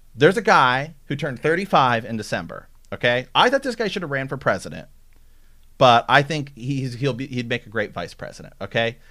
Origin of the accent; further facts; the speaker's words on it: Ohio, United States; now in Portland, United States; I'm from Ohio